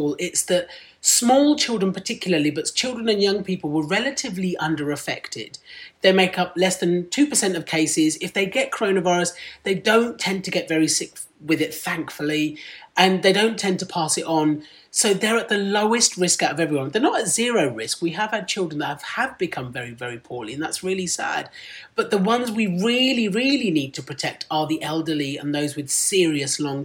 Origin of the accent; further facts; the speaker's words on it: Medway, South East England, United Kingdom; first language Punjabi; English is a second language; moved away as an adult; now in London, United Kingdom; I grew up in Kent, in Medway, in Kent